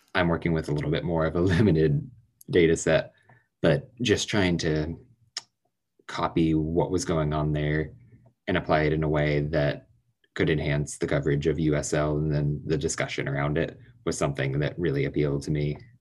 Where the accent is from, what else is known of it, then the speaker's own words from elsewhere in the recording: Indianapolis, Indiana, United States; moved away; I'm from Indianapolis originally